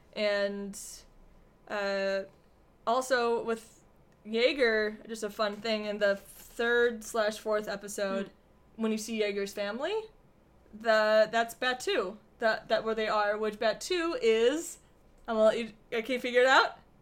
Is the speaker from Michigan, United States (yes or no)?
yes; Michigan, United States; moved away; we're from Michigan